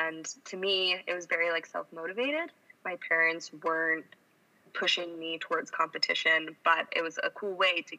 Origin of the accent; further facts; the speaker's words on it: Colorado, United States; I grew up in Colorado and started skiing at the age of 2